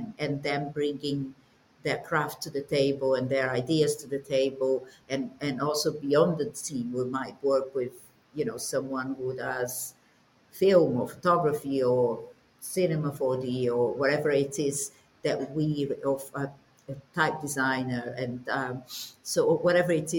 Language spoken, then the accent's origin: English; Brazil; moved away; I'm Brazilian, but my dad was, or is Czech